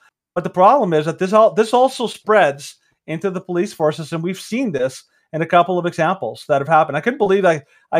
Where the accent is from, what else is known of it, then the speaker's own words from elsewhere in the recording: Mexico; moved away; Some people may not know this, but I'm from Mexico